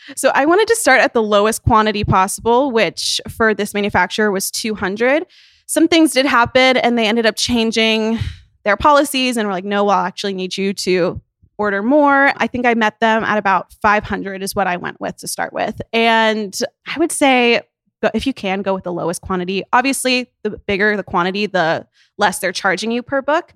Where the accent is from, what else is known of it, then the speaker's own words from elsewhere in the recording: Tennessee, United States; now in Nashville, United States; Her hometown is, like, twenty minutes from my hometown